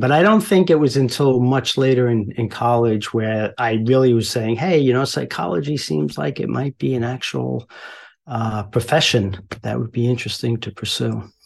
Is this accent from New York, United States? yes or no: yes; Mineola, New York, United States; also born or lived in Queens, New York; we kind of trucked a little east on Long Island and landed in Mineola, which isn't far from Long Beach. So, uh, and then spent most of my growing up there